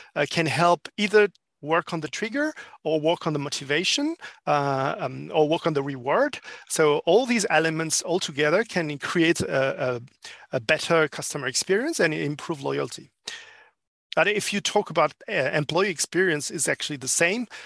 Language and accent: English; France; English is a second language; moved away as an adult; now in Asia-Pacific; I'm actually a French living in APAC for four years now.